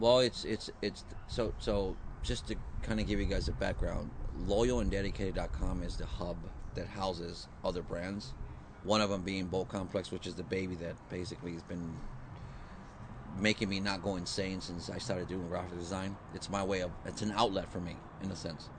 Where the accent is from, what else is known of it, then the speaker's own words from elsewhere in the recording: San Diego, California, United States; I grew up here. I'm from San Diego